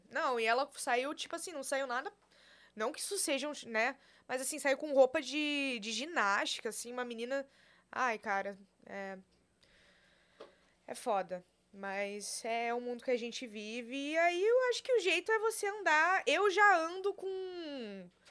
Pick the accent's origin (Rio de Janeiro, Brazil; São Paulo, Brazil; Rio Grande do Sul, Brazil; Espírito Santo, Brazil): Rio Grande do Sul, Brazil; Porto Alegre; accent: gauchês; moved away; Sou de Porto Alegre.